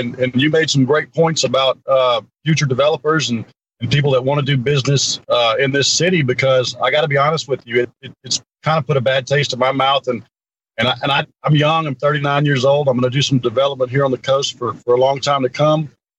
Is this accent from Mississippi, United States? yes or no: yes; Gulfport, Mississippi, United States; I grew up in Northwood Hills. It was a just a middle-class community.